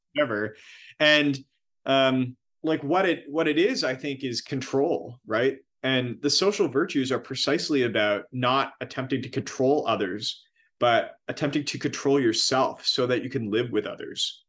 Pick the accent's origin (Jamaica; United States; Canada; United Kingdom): Canada; Miramichi, New Brunswick; my hometown, Miramichi